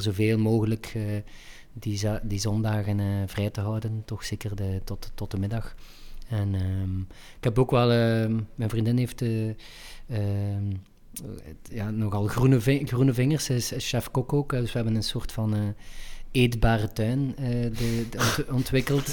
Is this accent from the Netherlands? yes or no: no; Ghent, Flanders, Belgium; ik ben Gentenaar, Vlaming en Belg en Europeaan